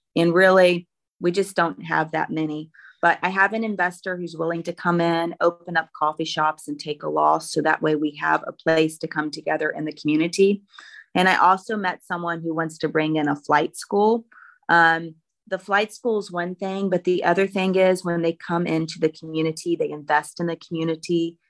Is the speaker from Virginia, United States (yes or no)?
yes; Roanoke, Virginia, United States; I'm sixth generation Roanoke. Uh, it's really great that my hometown where I went to middle school and high school